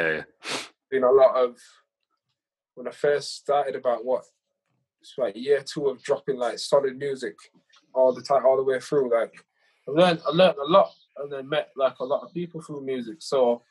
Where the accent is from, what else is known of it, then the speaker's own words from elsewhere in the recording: Huddersfield, Yorkshire and the Humber, United Kingdom; accent: broad Yorkshire; I am broad from Yorkshire